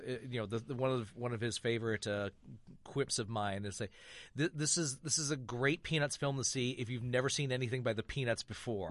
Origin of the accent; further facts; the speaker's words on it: Michigan, United States; moved away; I grew up in Michigan